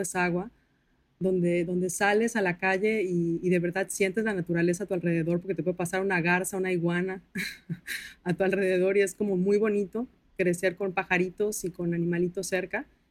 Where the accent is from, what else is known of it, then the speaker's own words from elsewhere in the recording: Villahermosa, Tabasco, Mexico; accent: tabasqueño; soy de Villahermosa, Tabasco